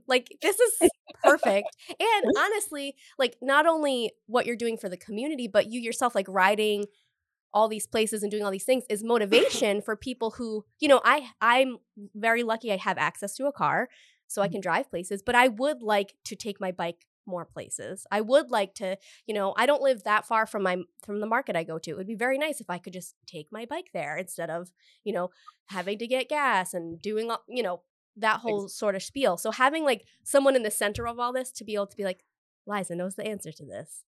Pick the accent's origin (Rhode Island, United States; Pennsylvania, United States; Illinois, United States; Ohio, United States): Rhode Island, United States; Cumberland; I'm from Cumberland, right, in Rhode Island. So it's like, there were like a lot of back roads and neighborhoods